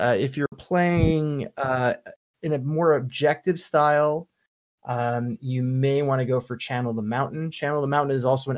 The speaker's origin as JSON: {"language": "English", "country": "United States", "said": "I'm an American"}